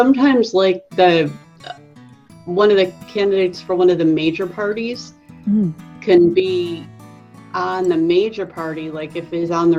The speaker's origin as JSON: {"language": "English", "country": "United States", "said": "from the United States"}